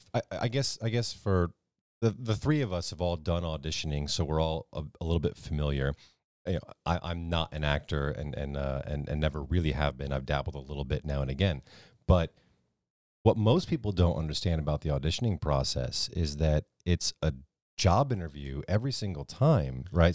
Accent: New Canaan, Connecticut, United States; I grew up in a place, little town called New Canaan

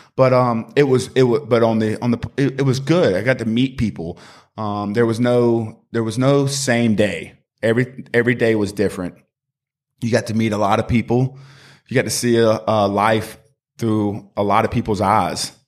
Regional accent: Greenville, South Carolina, United States; also born or lived in Charlotte; I grew up in Greenville, uh, was born and raised here

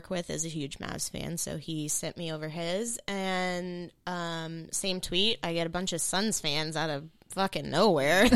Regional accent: Texas, United States; I am from Texas, not from Dallas

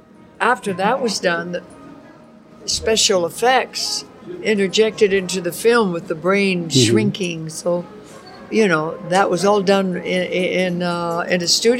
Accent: Alberta, Canada; born there; moved away; also born or lived in Montana / Oregon / California; I was born in Alberta, Canada, outside of Calgary.

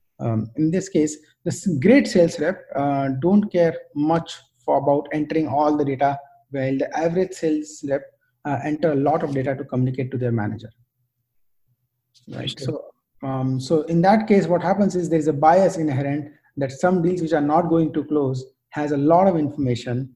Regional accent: India; moved away as an adult; also born or lived in United States; now in Bangalore, India; I decided to move back to India specifically because I've never worked in tech industry in my home country

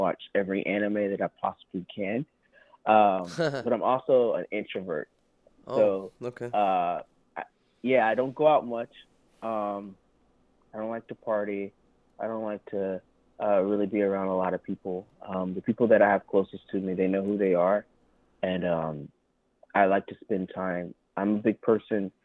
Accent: Thomasville, Georgia, United States; I'm from the South. I'm from Thomasville, Georgia

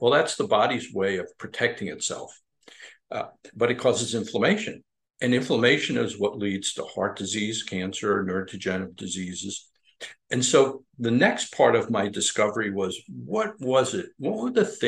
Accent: Long Island, New York, United States; moved away as an adult; also born or lived in Midwest / Albany, New York / South Florida; I grew up on Long Island

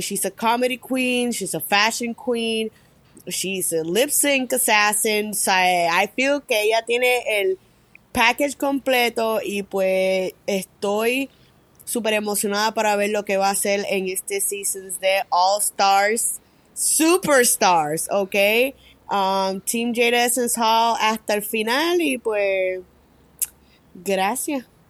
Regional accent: San Juan, Puerto Rico; now in Florida, United States; soy de San Juan, Puerto Rico, pero vivo en Florida.

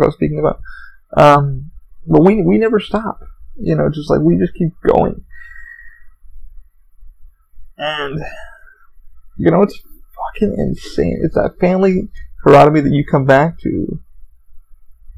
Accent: United States; I am an American

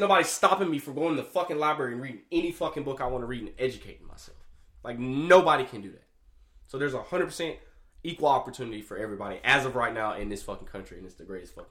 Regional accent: Alabama, United States; now in Jacksonville, United States; I was born here, but I was I was raised in Alabama

